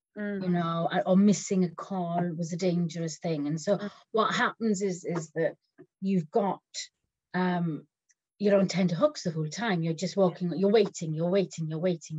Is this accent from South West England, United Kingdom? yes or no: no; Wales, United Kingdom; I'm Welsh